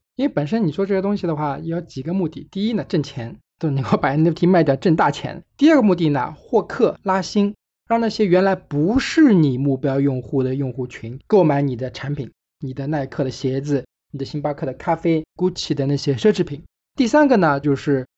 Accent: China; 虽然我是中国人

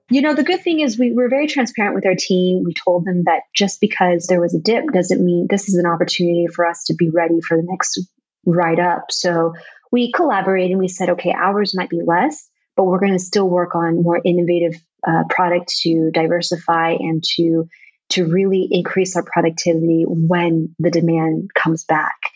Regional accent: United States; moved away as an adult; now in Vietnam; growing up in America with Vietnamese origins

